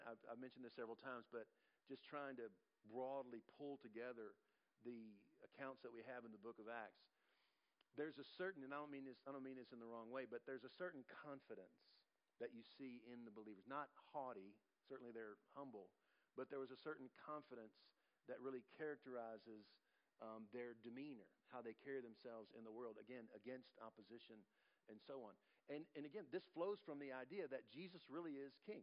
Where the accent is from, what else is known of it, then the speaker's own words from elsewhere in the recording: United States; we as Americans